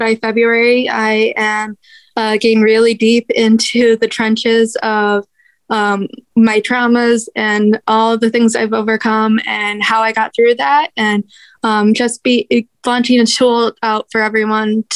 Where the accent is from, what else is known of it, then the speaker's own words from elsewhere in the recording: Michigan, United States; first 10 years of my life, I was over on the Detroit side of Michigan, a little town called Bald Lake